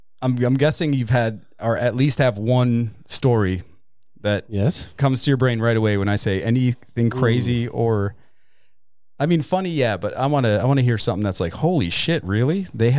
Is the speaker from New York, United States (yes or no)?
yes; New York, United States; I'm from actually from New York.